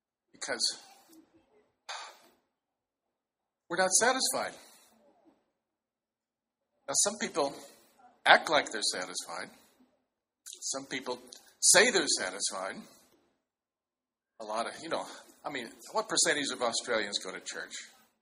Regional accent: China; born there; You look very Chinese. I was born in China.

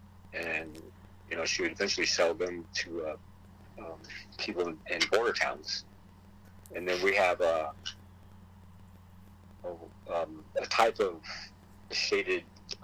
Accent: South Gate, California, United States; English is a second language; also born or lived in Maywood, California / reservation (unspecified); where I grew up, middle school and high school, that was Southgate Watts

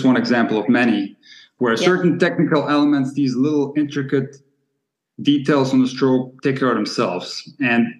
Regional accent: Split, Split-Dalmatia County, Croatia; moved away; also born or lived in Germany / Rockford, Illinois / Hawaii; We're from Split, Croatia, a city that has produced a lot of great players

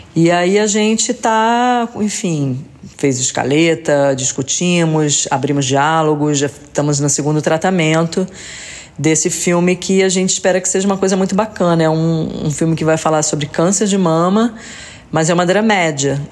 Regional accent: Rio de Janeiro, Brazil; eu sou carioca

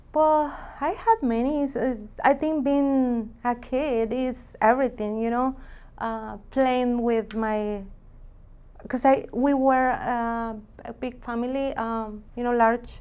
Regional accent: Jalisco, Mexico; moved away; I'm from Mexico, Jalisco.

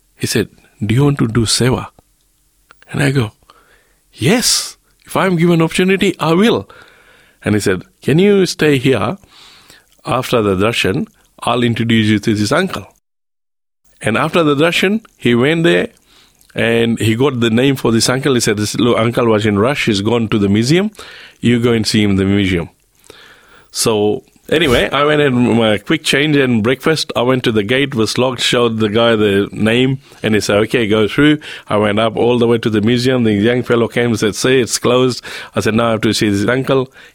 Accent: Fiji; now in Australia; I'm from Fiji

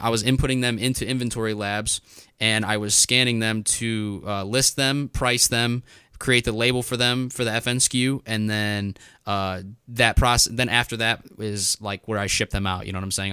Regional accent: Northwest Indiana, United States; I'm from Northwest Indiana.

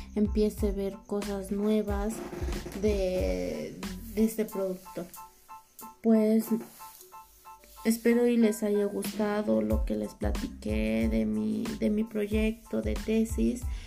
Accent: Oaxaca, Mexico; moved away; yo soy de Oaxaca, entonces allá en la ciudad de donde, de donde yo vengo

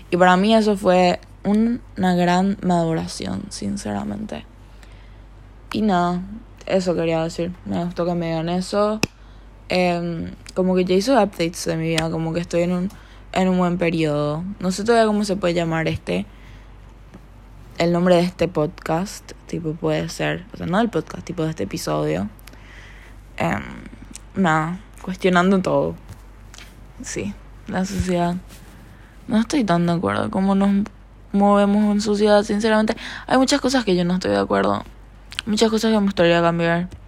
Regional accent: Paraguay; accent: slightly Argentine; De repente me sale un acento. me un poco argentino, creo. Soy paraguaya. Pero no sé por qué hablo así, sinceramente.

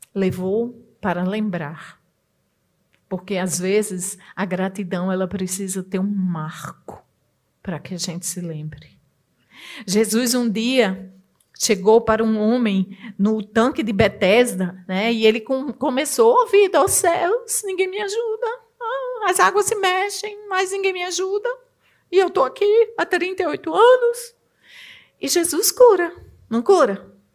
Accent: Northeast Region, Brazil; Na minha terra, que eu sou nordestina

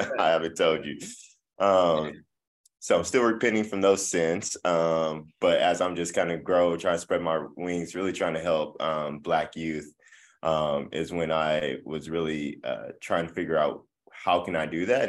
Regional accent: Midland, Texas, United States; moved away as an adult; now in Tulsa, United States; I am originally from West Texas, uh, Midland, Texas

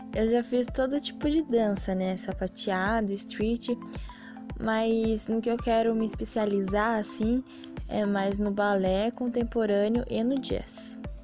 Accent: Sorocaba, São Paulo, Brazil; eu vim de Sorocaba, nasci aqui em Sorocaba mesmo

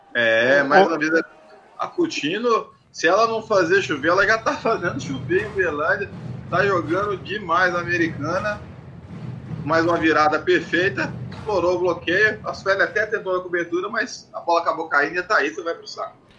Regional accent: Rio Grande do Sul, Brazil; eu sou gaúcho

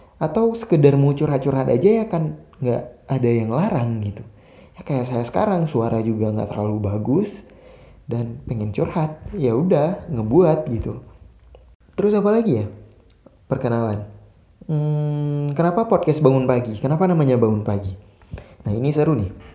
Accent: Aceh, Indonesia; saya asli Aceh

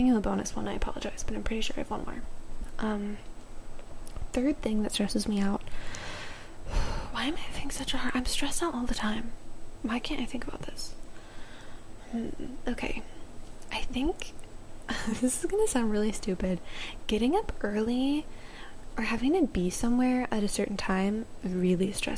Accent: Maryland, United States; moved away; Back home in Maryland, I would go down to my hometown, like downtown area, and sit on the water

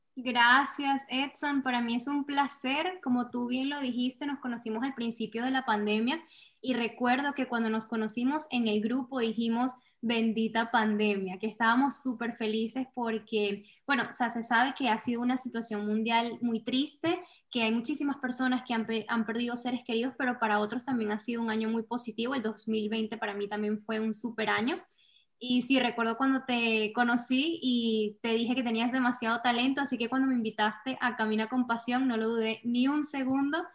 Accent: Venezuela; moved away as an adult; now in United States; primero soy venezolana, una mujer venezolana que es emigrante también. Llegué aquí a Estados Unidos, estoy viviendo en Estados Unidos ya desde hace cuatro años

